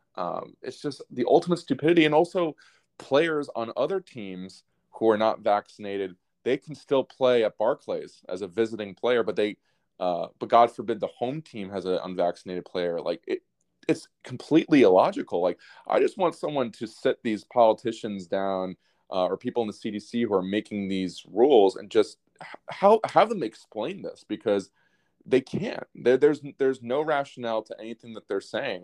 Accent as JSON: {"language": "English", "country": "United States", "said": "I'm biased as an American"}